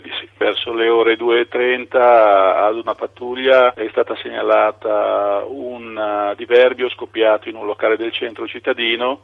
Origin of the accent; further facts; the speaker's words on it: Pesaro, Marche, Italy; now in Rome, Italy; lavoro a Roma ma sono di Pesaro